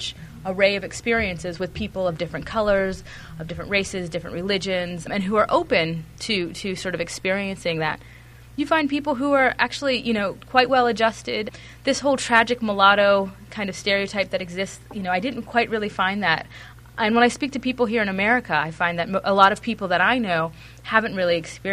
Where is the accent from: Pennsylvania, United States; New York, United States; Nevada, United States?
Pennsylvania, United States; Pittsburgh; I went off to Haverford College after growing up in Pittsburgh